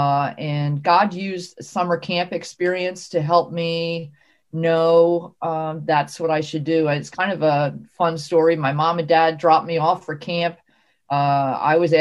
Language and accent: English; New Jersey, United States; I grew up in South Jersey. That's New Jersey down by Philadelphia